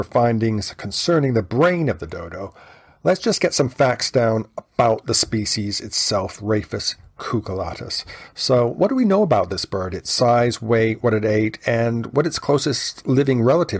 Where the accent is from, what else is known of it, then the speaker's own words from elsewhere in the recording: near Boston, Massachusetts, United States; moved away; I grew up very near Boston